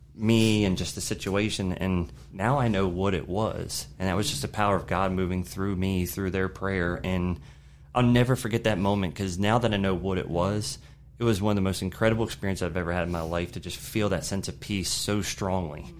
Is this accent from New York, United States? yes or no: no; Shenandoah Valley, Virginia, United States; also born or lived in Maryland; I was born in Maryland, but moved down to the Shenandoah Valley when I was three